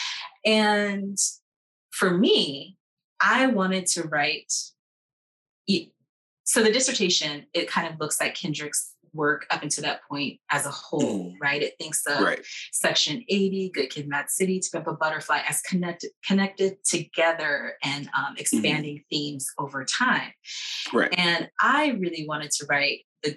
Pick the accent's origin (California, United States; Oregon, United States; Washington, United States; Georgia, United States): California, United States; Los Angeles; I grew up in Los Angeles in this very beautiful time